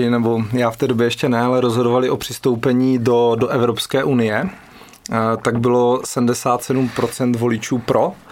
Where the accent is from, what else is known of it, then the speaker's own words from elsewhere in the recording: Czechia; změnili jsme se víc my jako Češi